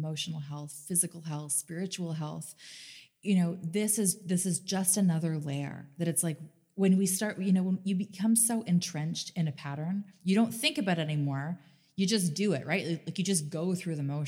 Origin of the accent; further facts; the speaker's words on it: Canada; growing up in Canada